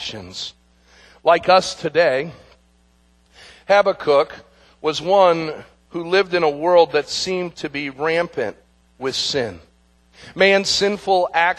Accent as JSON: {"language": "English", "country": "United States", "said": "we as Americans and even as American Christians"}